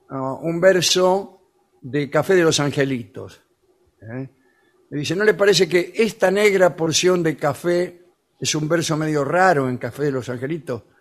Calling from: Montevideo, Uruguay; de Montevideo.

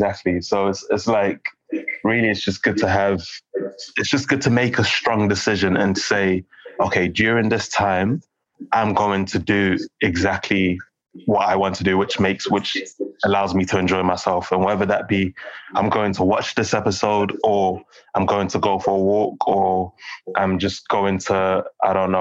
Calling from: London, United Kingdom; I'm calling from London

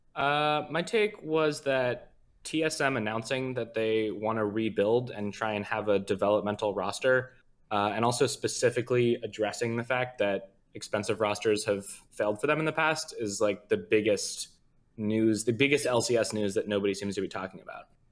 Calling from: Seattle, Washington, United States; Calling from Seattle

